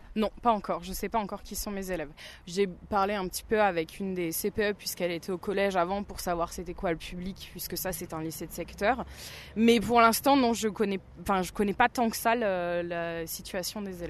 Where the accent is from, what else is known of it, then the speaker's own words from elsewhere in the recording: Burgundy, Bourgogne-Franche-Comté, France; moved away; je viens de Bourgogne à la base.